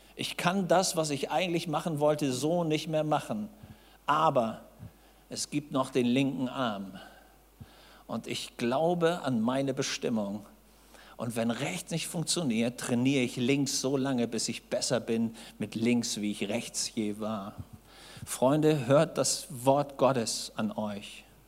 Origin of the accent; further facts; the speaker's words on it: Hamburg, Germany; Ich saß als Junge in Hamburg